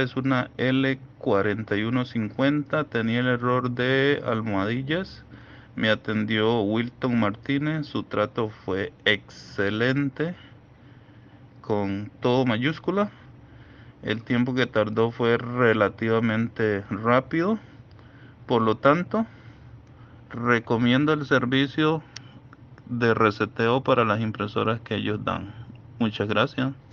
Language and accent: Spanish; Costa Rica; soy de Costa Rica